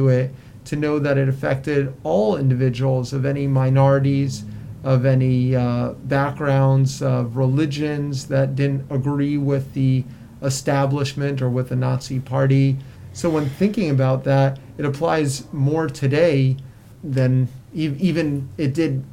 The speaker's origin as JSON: {"language": "English", "region": "South Florida", "country": "United States", "tie": "born or raised there", "moved": "yes", "said": "I grew up in South Florida"}